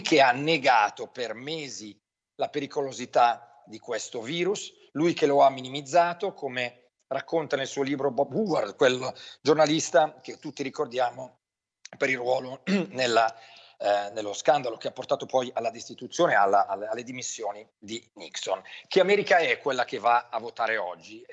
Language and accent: Italian; Brianza, outside Milan, Lombardy, Italy; io che sono nato fuori Milano in Brianza